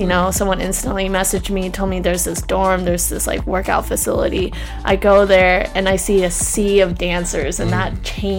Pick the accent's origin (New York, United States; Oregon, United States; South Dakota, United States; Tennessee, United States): Oregon, United States; Salem; also born or lived in New Jersey / China / San Francisco; I was born in Jersey, so I'm a West Coast girl, but then born in the East Coast. I lived in China for 3 years, and then from then I actually moved to San Francisco for a year, lived in Salem, Oregon